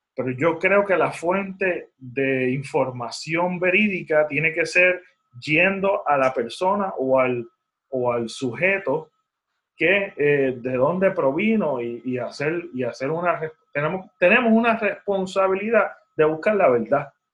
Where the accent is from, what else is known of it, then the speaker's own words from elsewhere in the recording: Puerto Rico; accent: Puerto Rican; mi acento puertorriqueño